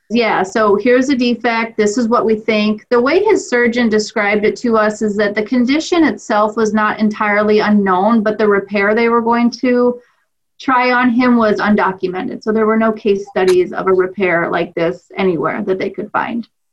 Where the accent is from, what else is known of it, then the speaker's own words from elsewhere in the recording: Clear Creek Amana School District, eastern Iowa, United States; I grew up in the Clear Creek Amana School District